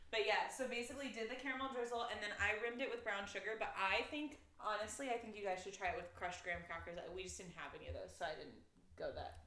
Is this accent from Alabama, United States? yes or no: no; South Carolina, United States; I grew up in South Carolina, we were required to take a second language all through elementary school